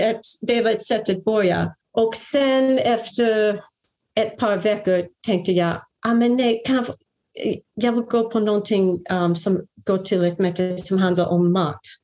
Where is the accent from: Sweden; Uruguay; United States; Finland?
United States; a small suburb in New Jersey; Swedish is a second language; also born or lived in Brooklyn, New York / New York; Jag är ju amerikanska. Uh, jag föddes i Brooklyn i New York 1962. Men jag växte upp i en liten förort i New Jersey